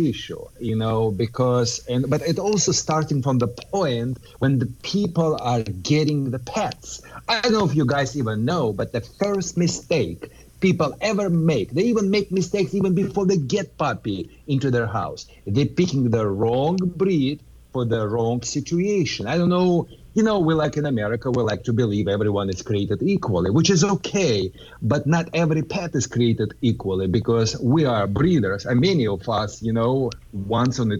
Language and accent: English; California, United States; I am from Southern California